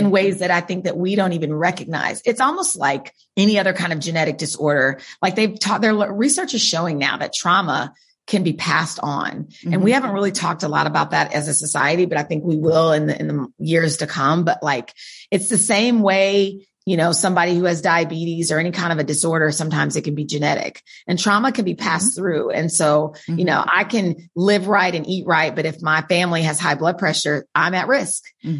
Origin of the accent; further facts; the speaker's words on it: Wichita, Kansas, United States; Wichita, Kansas.